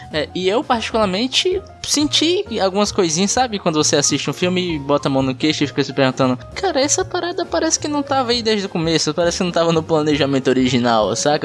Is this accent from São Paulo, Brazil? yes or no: no; Pacatuba, Ceará, Brazil; Nascido e criado na Pacatuba.